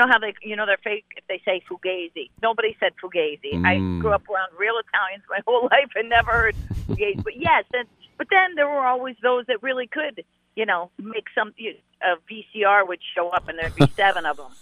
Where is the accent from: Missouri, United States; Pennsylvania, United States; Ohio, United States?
Ohio, United States; Cleveland; moved away; Yeah, I'm from Cleveland.